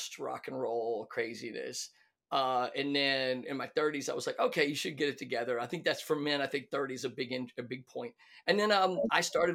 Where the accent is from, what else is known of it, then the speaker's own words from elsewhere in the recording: the South, United States; moved away as an adult; now in California, United States; I'm from the South, you know, this is not a made up character. So I grew up in the South